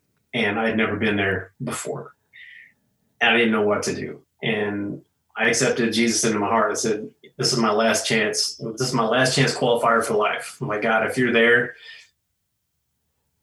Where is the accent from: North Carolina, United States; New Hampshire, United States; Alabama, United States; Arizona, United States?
Arizona, United States; Coolidge; moved away as an adult; also born or lived in Oregon; the later part of my childhood, I grew up in Coolidge